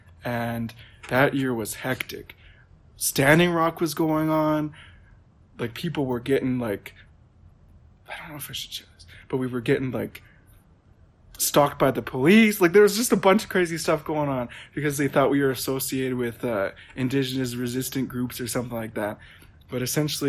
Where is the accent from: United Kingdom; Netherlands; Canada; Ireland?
Canada; Prince Albert, Saskatchewan; I'm Métis. I'm from Prince Albert